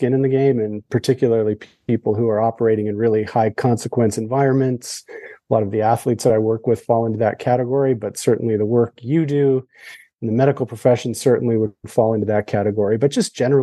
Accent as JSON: {"language": "English", "country": "Canada", "said": "I'm Canadian"}